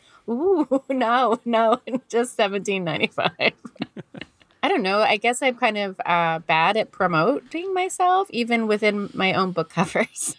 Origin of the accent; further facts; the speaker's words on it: Canada; accent: thick Canadian; I'm a Canadian. I probably can tell from my very thick Canadian accent